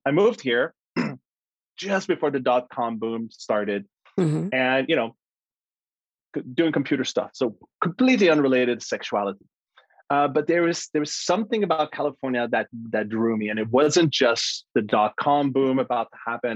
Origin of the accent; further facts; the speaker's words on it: Canada; I was born in Canada to a father